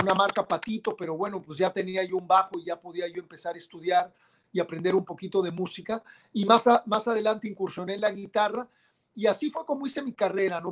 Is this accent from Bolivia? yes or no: no; Mexico